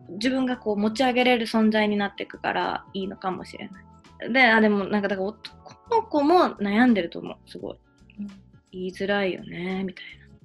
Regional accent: Tokyo, Japan; 私3月生まれなんですよで東京出身なんです

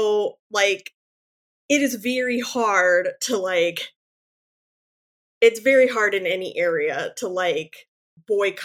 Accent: Fargo, North Dakota, United States; my hometown, our Hector International Airport mm-hmm. in Fargo, North Dakota

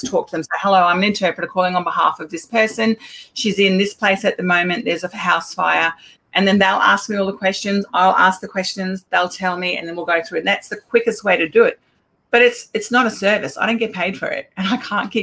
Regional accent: Queensland, Australia; I'm from Queensland

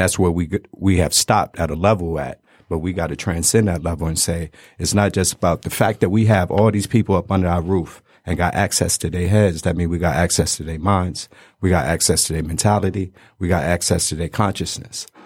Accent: Detroit, Michigan, United States; also born or lived in Brooklyn, New York; I was born in Brooklyn, um, but we moved out here and I went to school out here, went to barber school out here. So, three one three seven, Ma

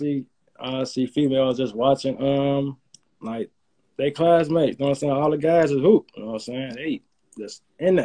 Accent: Chicago, Illinois, United States; also born or lived in Utah; I grew up in Englewood

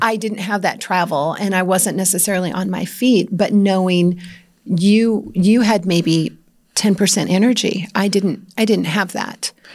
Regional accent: Iowa, United States; I grew up in Iowa

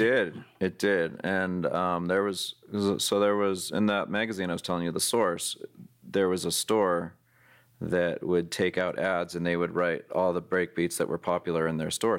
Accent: San Jose, California, United States; growing up in San Jose, California, which is next to San Francisco

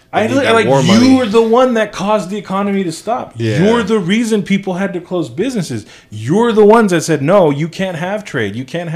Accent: Venezuela; born there; I'm saying I was born in Venezuela.

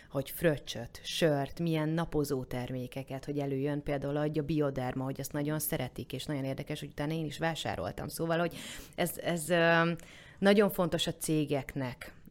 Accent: Eger, Heves, Hungary; now in Budapest, Hungary; Mert hogy Egerből jöttem, ott, uh-huh. ott ugye nagyon jó kis termálfürdők vannak, és úgy nem vonzott.

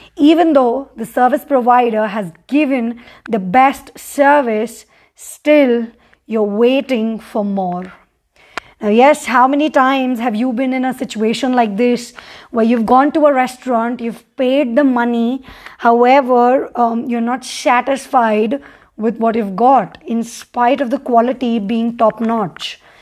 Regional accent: Mumbai, Maharashtra, India; moved away as an adult; now in Sikkim, India; I've born and brought up in Mumbai

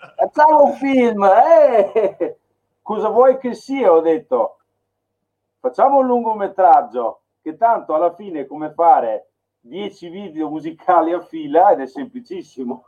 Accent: Milan, Lombardy, Italy; moved away; io sono nato a Milano, ho vissuto a Milano un periodo

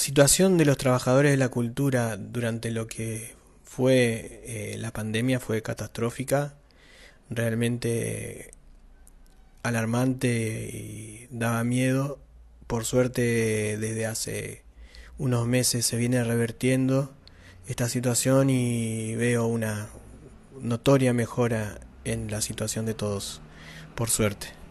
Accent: Santa Fe, Argentina; Somos de Santa Fe

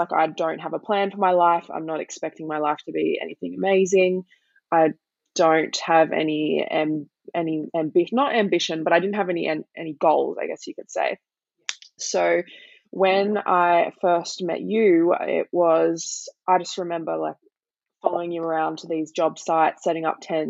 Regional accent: Blue Mountains, New South Wales, Australia; I grew up in the Blue Mountains

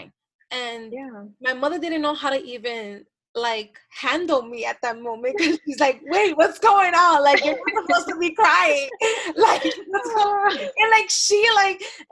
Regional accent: the Bronx and Yonkers, New York, United States; I grew up in the Bronx in Yonkers

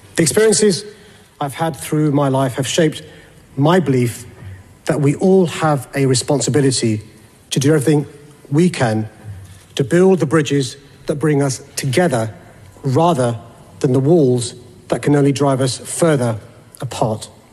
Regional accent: London, United Kingdom; I'm a Londoner

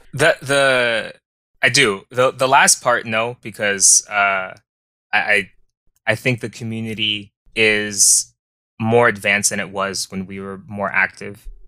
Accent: Tucson, Arizona, United States; born and raised in Tucson, Arizona

